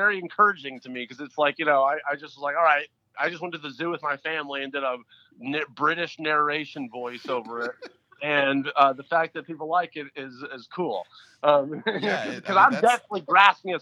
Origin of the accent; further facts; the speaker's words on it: Memphis, Tennessee, United States; my hometown Memphis